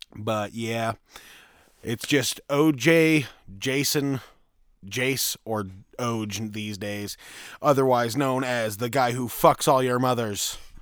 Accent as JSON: {"language": "English", "town": "Green River", "region": "Utah", "country": "United States", "tie": "born or raised there", "said": "Right here in this shit state of a town known as Green River, Utah."}